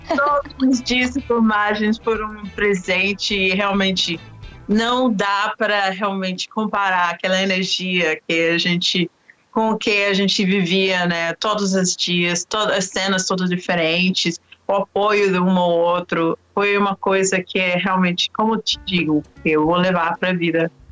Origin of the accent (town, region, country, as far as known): London, United Kingdom; born or raised there; moved away as an adult; also born or lived in Oxford, United Kingdom / Washington, D.C., United States / Peru